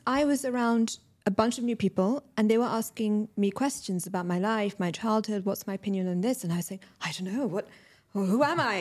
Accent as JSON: {"language": "English", "region": "London", "country": "United Kingdom", "tie": "born or raised there", "moved": "as an adult", "lives_now": "Dubai, United Arab Emirates", "said": "I'm British Pakistani, born and raised in London, recently moved to Dubai last year"}